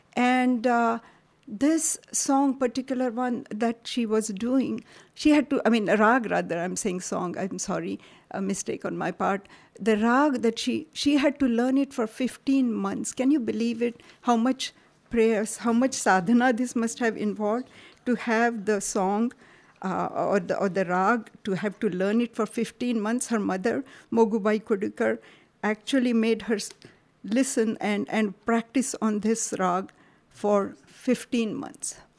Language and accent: English; Karnataka, India; moved away; also born or lived in Maharashtra; I grew up in Karnataka, so I have a slightly different flavor to what I say